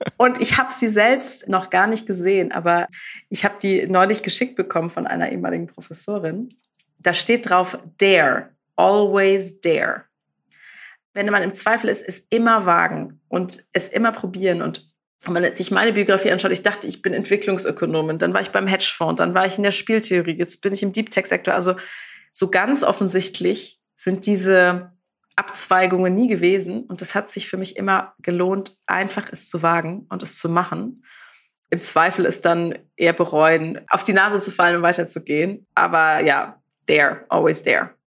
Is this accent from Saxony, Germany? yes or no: no; Karlsruhe, Baden-Württemberg, Germany; ich bin ja aus Karlsruhe